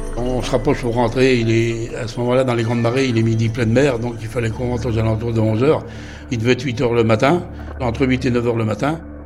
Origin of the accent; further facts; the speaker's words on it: Les Sables-d'Olonne, Pays de la Loire, France; je suis des Sables d'Olonne, ancien marin-pêcheur